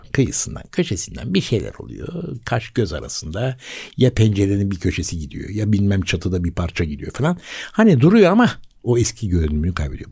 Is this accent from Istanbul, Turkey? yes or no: yes; Istanbul, Turkey; bir Bakırköy doğma büyüme birisi olarak